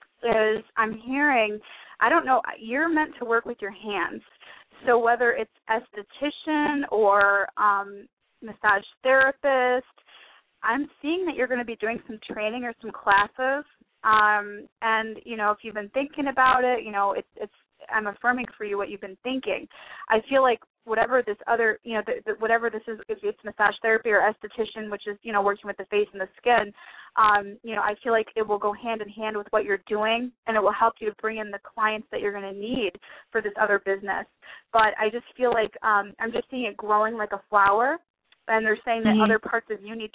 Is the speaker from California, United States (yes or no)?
no; Detroit, Michigan, United States; moved away as an adult; also born or lived in Plymouth, Michigan; now in Arizona, United States; I'm from Detroit, Michigan, and I was running this spiritual women's group in Michigan